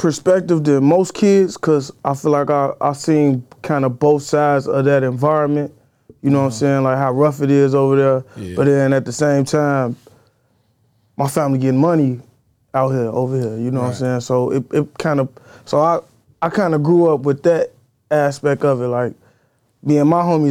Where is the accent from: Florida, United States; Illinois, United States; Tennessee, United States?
Illinois, United States; Chicago; I'm from Austin, like Chicago Avenue Central.